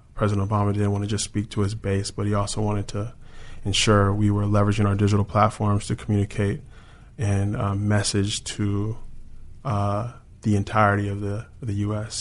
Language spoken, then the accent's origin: English; Chino Hills, California, United States; moved away as an adult; also born or lived in Washington, D.C. / New York; I grew up in Chino Hills